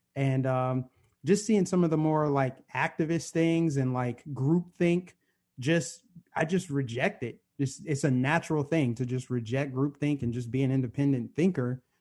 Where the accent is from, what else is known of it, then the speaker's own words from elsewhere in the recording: Aurora, Colorado, United States; I grew up in suburban Denver, Aurora, Colorado, to be exact